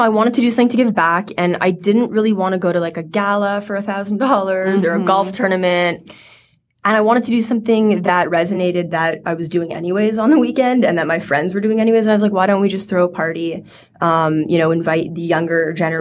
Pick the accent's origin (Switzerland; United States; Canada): Canada; Montreal, Quebec; I grew up in Montreal, Canada